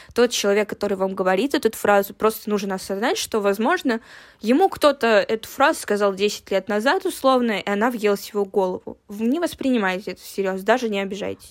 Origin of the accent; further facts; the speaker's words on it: a small town in Siberia, Russia; moved away; я и Женя, мы родились в довольно-таки маленьком городе в Сибири